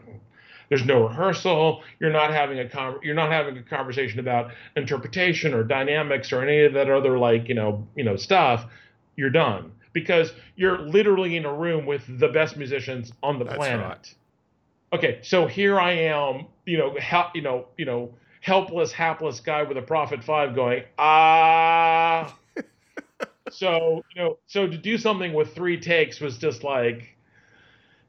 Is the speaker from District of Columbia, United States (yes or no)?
yes; Washington, District of Columbia, United States; moved away as an adult; also born or lived in New York City; now in New York, United States; I was born in New York City, but I grew up in Washington, D.C.